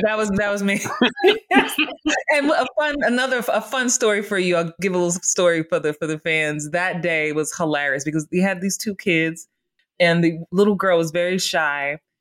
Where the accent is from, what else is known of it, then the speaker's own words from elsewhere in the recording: New York City, New York, United States; growing up in the Bronx